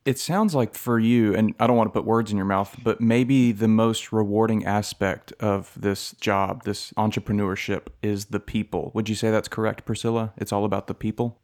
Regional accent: United States; As an American

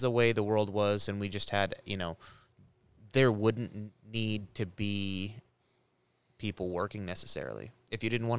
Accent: United States; I'm an American.

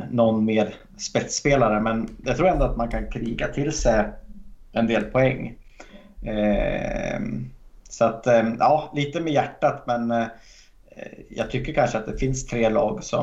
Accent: Hälsingland, Gävleborg County, Sweden; jag är från Hälsingland.

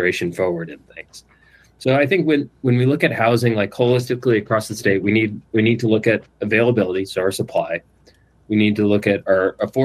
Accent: East Kentucky, United States; growing up in East Kentucky

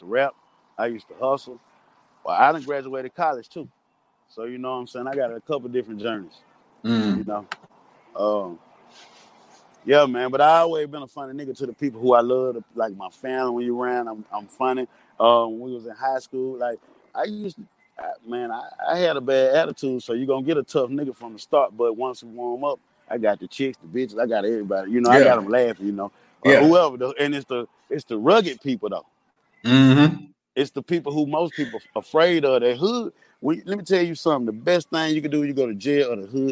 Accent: Jackson, Mississippi, United States; I grew up in Jacktown

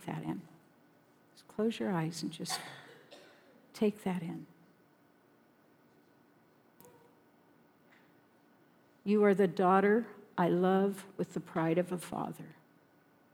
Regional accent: Sterling, Colorado, United States; in my town, it wasn't quite as small a town as this. It was Sterling, Colorado

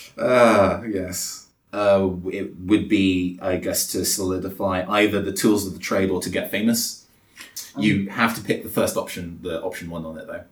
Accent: London, United Kingdom; I came from London

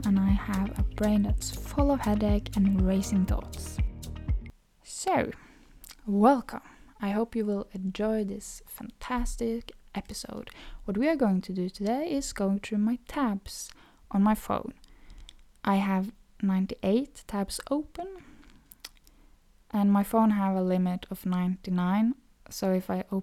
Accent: Norway; accent: Norwegian; first language Norwegian; English is a second language; Norwegian too, which is my native language

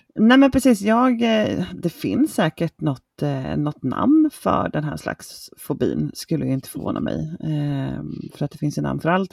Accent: Småland, Sweden; now in Motala, Sweden; Sen är jag uppvuxen ska jag säga med att bada i en sjö som heter Issjön som ligger i Isult i Småland

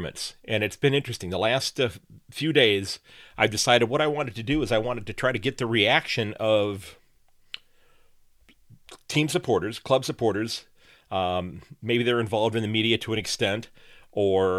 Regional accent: Sandusky, Ohio, United States; from Sandusky, Ohio

